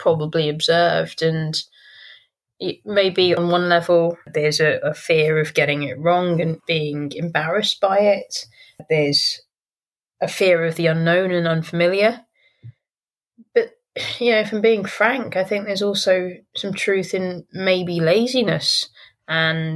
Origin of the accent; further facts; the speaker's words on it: London, United Kingdom; having been born and raised in London as well